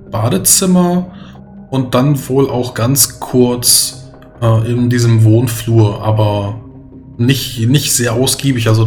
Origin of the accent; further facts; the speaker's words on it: Poland; Nee, das war kein Polnisch. Ich bin Pole.